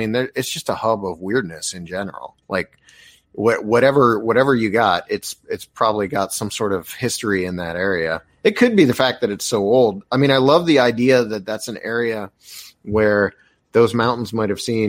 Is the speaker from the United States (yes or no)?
yes; Appalachia, United States; I'm such a freak and into the stuff I am because I come from Appalachia and you grow up aware of it.